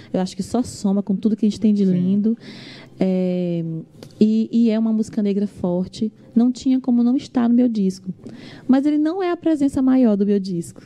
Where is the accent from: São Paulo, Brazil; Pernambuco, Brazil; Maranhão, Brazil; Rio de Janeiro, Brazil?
Maranhão, Brazil; Imperatriz; also born or lived in Coroatá, Maranhão; now in São Luís, Brazil; eu fui sair de lá para Imperatriz com quatro anos de idade